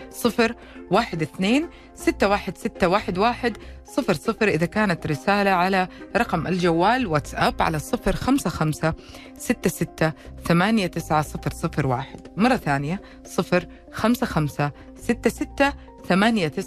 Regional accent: Ha'il, Ha'il Province, Saudi Arabia; من حايل.

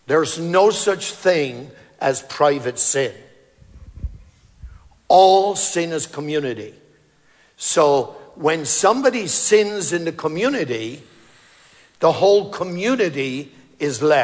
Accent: Ireland; moved away; growing up in Ireland

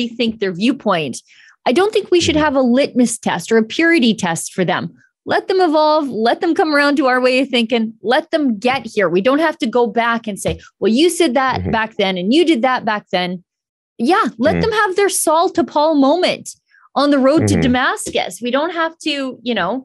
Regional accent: Canada; As a Canadian

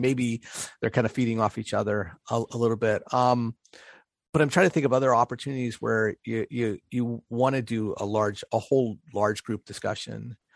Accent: Pittsburgh, Pennsylvania, United States; moved away; I recently spent some time in, in Pittsburgh, which is my, my hometown.

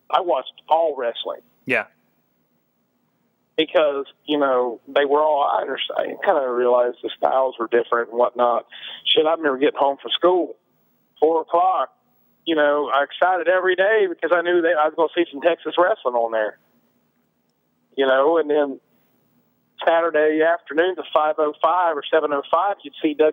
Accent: Scotland, United Kingdom; you know, I had a thing for being a Scot.

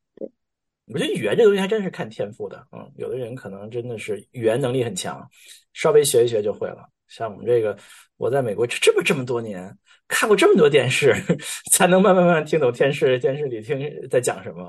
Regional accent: China; accent: Chinese accent; moved away; 中国口音根深蒂固，怎么带都带不走

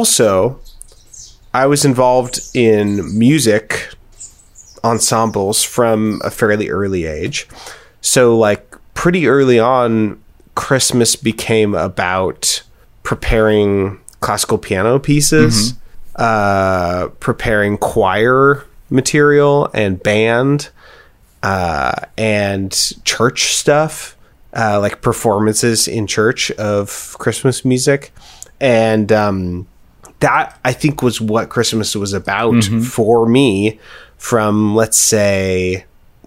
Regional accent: Hillsboro, United States; I came from Hillsboro, which is technically mostly white

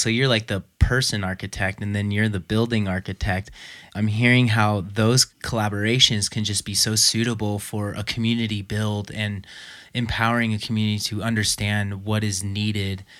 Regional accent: Los Angeles, California, United States; moved away; I actually grew up in Los Angeles

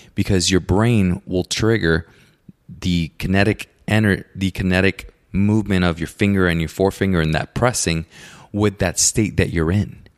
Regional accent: Puerto Rico; I grew up in Puerto Rico, so my neighbors are my uncle

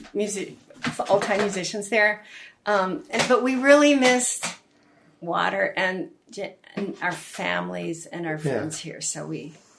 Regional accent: Texas, United States; also born or lived in West Virginia / North Carolina; now in Seattle, United States; I grew up in Texas where it was really, really hot and humid, and I hate being hot now.

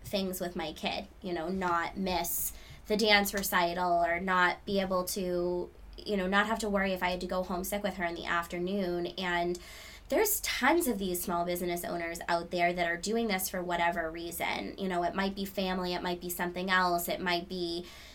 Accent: New Hampshire, United States; I grew up in New Hampshire

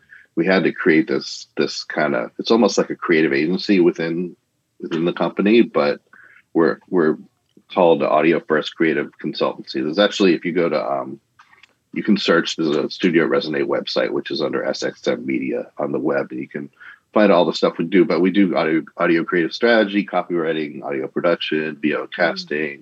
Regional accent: Boston, Massachusetts, United States; moved away; I grew up in Boston

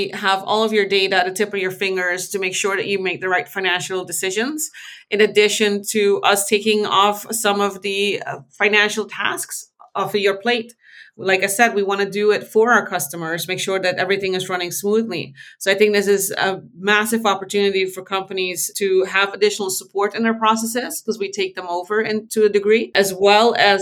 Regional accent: Aruba; moved away as an adult; now in Netherlands; I was born in the Netherlands and I moved to Aruba when I was 5. So I wasn't raised here

